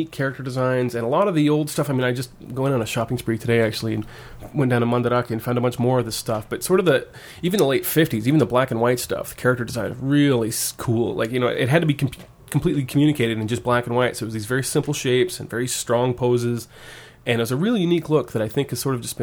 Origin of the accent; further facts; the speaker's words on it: Woodinville, Washington, United States; moved away as an adult; also born or lived in Tokyo; I grew up in Woodinville, which is right next to Redmond, Washington